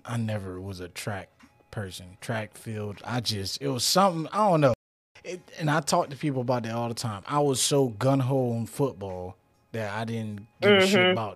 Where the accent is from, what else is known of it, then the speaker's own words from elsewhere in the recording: Florida, United States; now in Tulsa, United States; I'm from Florida